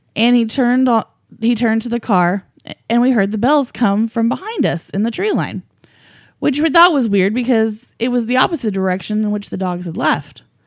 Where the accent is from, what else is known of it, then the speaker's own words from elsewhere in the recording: United States; I grew up in Americas, and we Americans